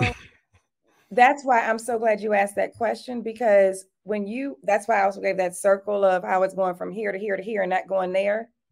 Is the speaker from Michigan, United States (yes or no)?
yes; Detroit, Michigan, United States; now in Atlanta, United States; I grew up in Detroit, Michigan